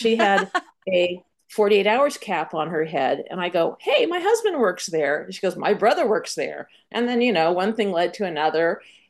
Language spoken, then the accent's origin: English; San Anselmo, California, United States; moved away as an adult; also born or lived in New York City; now in Montclair, United States; I am born and raised in Marin County, California, in San Anselmo.